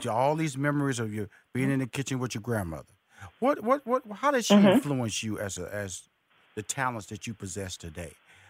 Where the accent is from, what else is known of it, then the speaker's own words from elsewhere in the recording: New Orleans, Louisiana, United States; I'm so from New Orleans area.